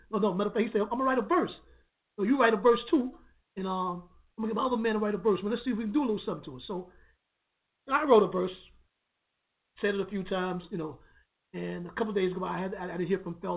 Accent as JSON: {"language": "English", "town": "New York City", "region": "New York", "country": "United States"}